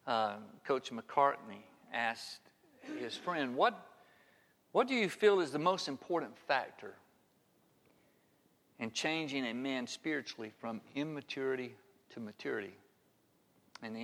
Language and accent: English; Harpersville, Alabama, United States; I grew up in Harpersville, Alabama